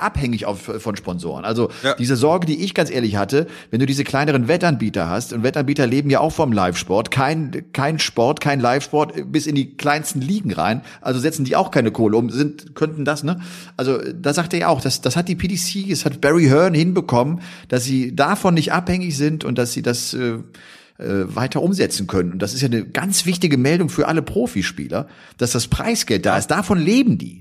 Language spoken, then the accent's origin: German; Bergisch Gladbach, North Rhine-Westphalia, Germany; ich komme ja aus der Gegend äh, Köln, bin ja in Bergisch Gladbach geboren. Das ist ein Heimspiel für mich